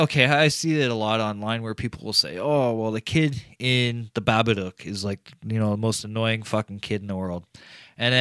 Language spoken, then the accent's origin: English; Canada; I'm Canadian